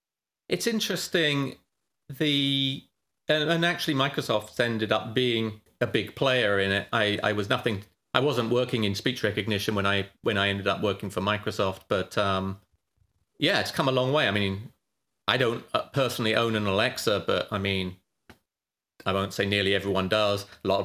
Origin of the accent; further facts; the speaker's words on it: United Kingdom; moved away as an adult; now in California, United States; I'm British